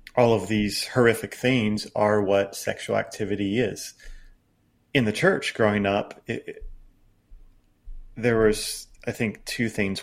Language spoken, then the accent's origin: English; United States; growing up in American evangelicalism